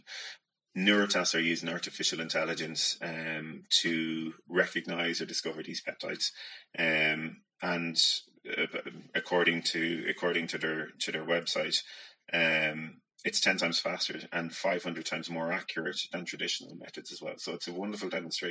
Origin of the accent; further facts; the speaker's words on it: County Meath, Ireland; I'm from Mead and my brother has a pretty strong Mead accent